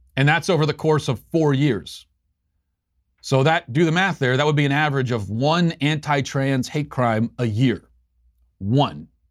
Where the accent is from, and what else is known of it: United States